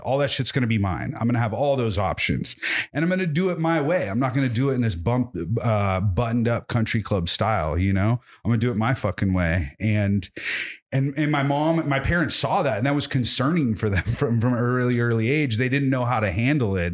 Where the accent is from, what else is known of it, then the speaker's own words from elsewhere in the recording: Whittier, California, United States; also born or lived in Templeton, California; I was born in Whittier, not too far from here